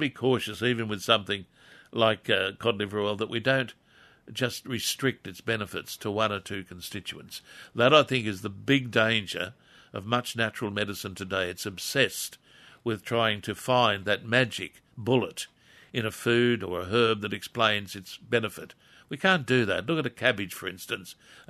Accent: Wallsend, North East England, United Kingdom; When I was a very young person, that's a long time ago, Jane, growing up in Crest Road, Wall's End, I can remember Friday night being given a preparation of cod liver oil

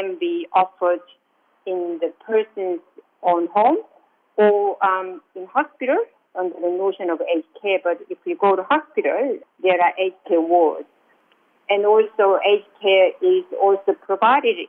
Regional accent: South Korea; now in Australia; I'm from South Korea

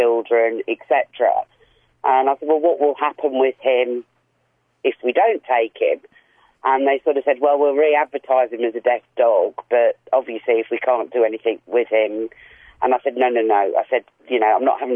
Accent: England, United Kingdom; moved away as an adult; now in Australia; I'm English and arrived here 6 years ago.

